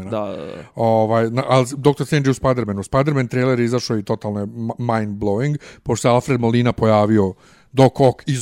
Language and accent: Croatian; Bosnia & Herzegovina; moved away; also born or lived in Germany; kod nas u Bosni